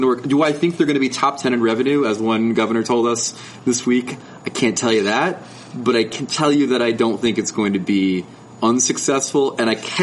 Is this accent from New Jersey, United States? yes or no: yes; New Jersey, United States; I'm from New Jersey